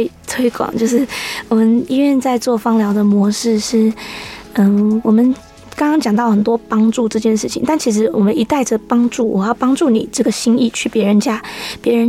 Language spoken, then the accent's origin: Chinese; Hsinchu, Taiwan; now in Taitung, Taiwan; 在新竹。